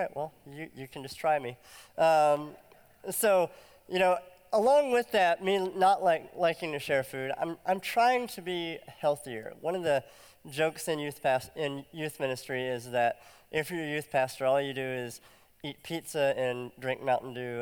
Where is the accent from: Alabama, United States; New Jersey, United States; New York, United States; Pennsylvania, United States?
Alabama, United States; moved away as an adult; also born or lived in Nashville, Tennessee; I lived in Nashville and I'm from Alabama